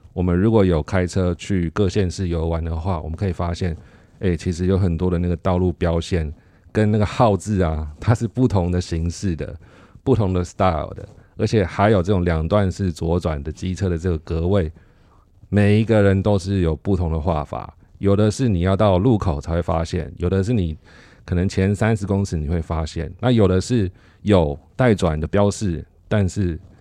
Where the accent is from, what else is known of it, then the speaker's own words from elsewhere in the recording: Taiwan; 我们台湾人